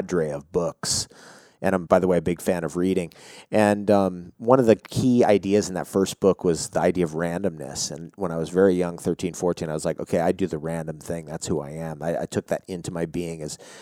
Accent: United States; moved away; I'm from New York, New Jersey originally

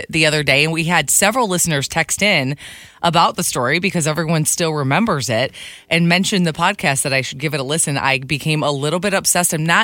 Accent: Michigan, United States; Michigan, my hometown.

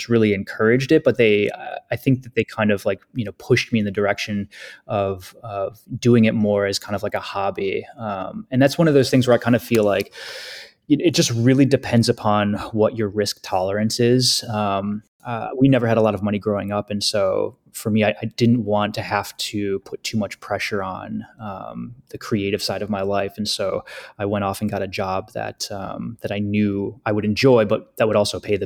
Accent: Western upstate New York, United States; also born or lived in Finger Lakes region, New York; I grew up in Western upstate New York, and I currently live in the Finger Lakes region

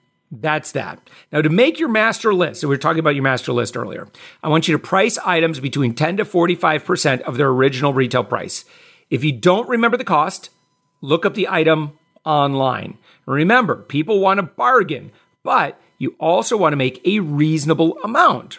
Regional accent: Midwest, United States; also born or lived in Wisconsin / Michigan; I grew up in the Midwest. I grew up in Wisconsin, Michigan

